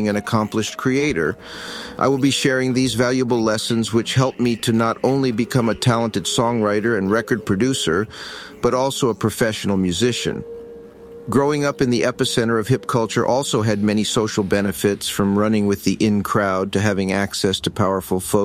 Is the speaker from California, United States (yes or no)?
yes; Los Angeles, California, United States; Growing up in Hollywood